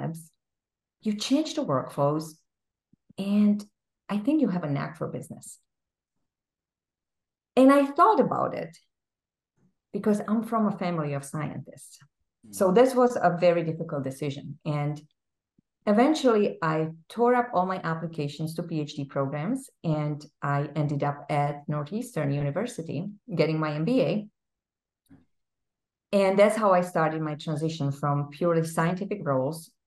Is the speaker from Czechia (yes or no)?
yes; Czechia; English is a second language; moved away as an adult; now in Massachusetts, United States; I grew up in a small country in Central Europe that is now called the Czech Republic